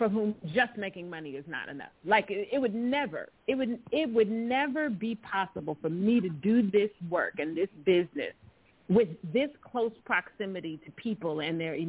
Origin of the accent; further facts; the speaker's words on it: Pasadena, California, United States; I'm from the hood. I'm from Pasadena. I'm from the neighborhood